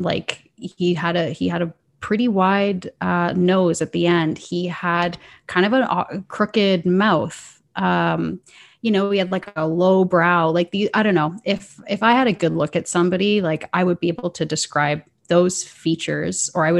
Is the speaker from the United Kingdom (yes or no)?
no; Canada; hey, this girl kind of sounds like she's from Minnesota, it's because I'm from Canada. And like, we do have a different dialect.